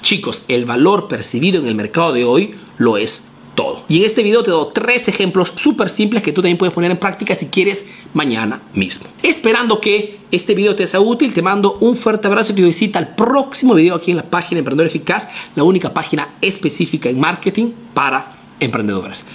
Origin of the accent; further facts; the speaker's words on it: Ayacucho, Peru; soy de Ayacucho, Perú